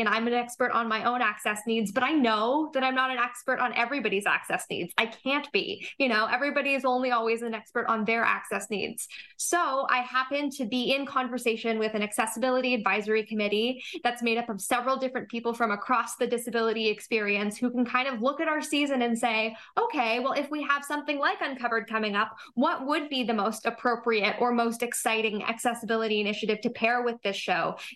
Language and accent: English; Toronto, Ontario, Canada; I grew up here in Toronto